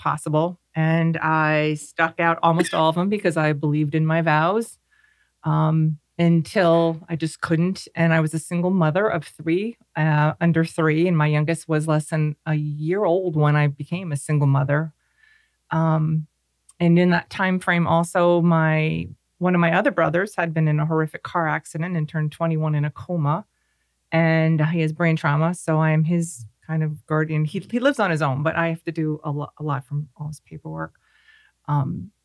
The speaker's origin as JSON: {"language": "English", "region": "Pennsylvania", "country": "United States", "moved": "yes", "lives_now": "Clermont, United States", "said": "I am from Pennsylvania. I was raised in a family with 4 children."}